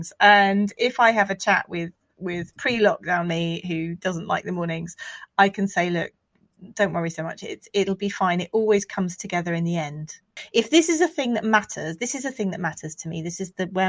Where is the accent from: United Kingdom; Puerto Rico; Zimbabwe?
United Kingdom; we're British